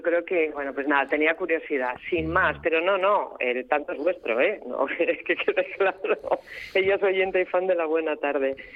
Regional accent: Gijón, Asturias, Spain; los que nacemos por ejemplo, los que somos de Gijón o de la zona de costa a nivel del mar

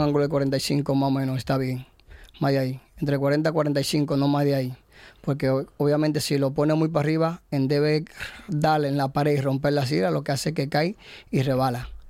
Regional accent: Gijón, Asturias, Spain; yo soy de Gijón

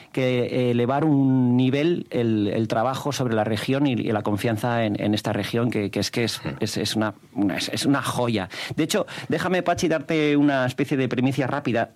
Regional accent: León, Castile and León, Spain; also born or lived in Gijón, Asturias; nacido en Gijón, pero me crié hasta los 18 años en León

